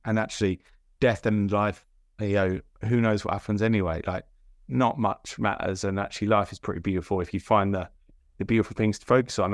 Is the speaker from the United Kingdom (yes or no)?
yes; Milton Keynes, South East England, United Kingdom; also born or lived in Salt Lake City, Utah, United States / Bedfordshire; Moved around a few times and settled in Milton Keynes and spent most of my childhood, well, pretty much all my childhood there.